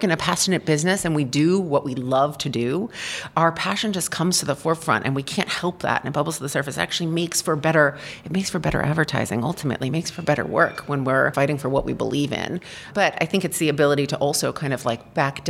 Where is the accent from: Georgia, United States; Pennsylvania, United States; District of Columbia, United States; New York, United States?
District of Columbia, United States; Washington; moved away as an adult; also born or lived in Michigan; now in Los Angeles, United States; I was born in Michigan, raised in Washington, D.C., and spent the last 15 years and much of my adult life in Los Angeles.